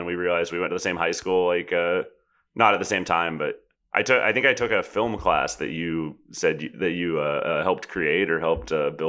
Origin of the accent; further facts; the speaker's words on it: California, United States; I was growing up in Orange County, California, Southern Orange County.